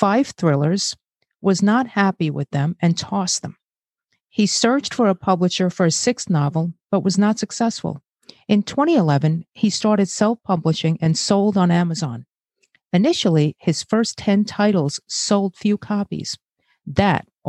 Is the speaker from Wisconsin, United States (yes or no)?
no; New York City, New York, United States; born or raised there; also born or lived in Brazil